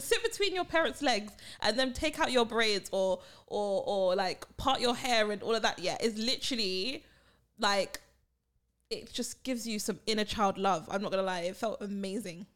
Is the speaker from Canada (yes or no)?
no; United Kingdom; also born or lived in Barbados; I am the British one, the British mummy